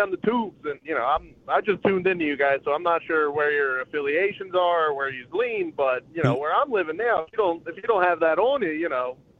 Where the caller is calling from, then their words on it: Philadelphia, Pennsylvania, United States; I'm calling from Philadelphia.